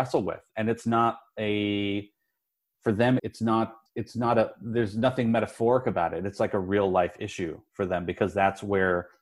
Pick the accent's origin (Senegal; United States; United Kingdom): United States; Denver, Colorado; I grew up in Colorado, which is mountainous and it can get cold